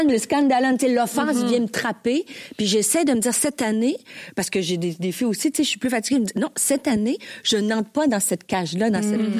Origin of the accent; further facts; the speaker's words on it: Bas-Saint-Laurent, Quebec, Canada; on vient du Bas-Saint-Laurent